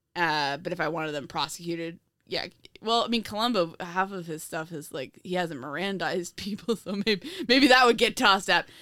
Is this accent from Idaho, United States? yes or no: no; a square-mile town near the Bronx, New York, United States; my hometown is a square mile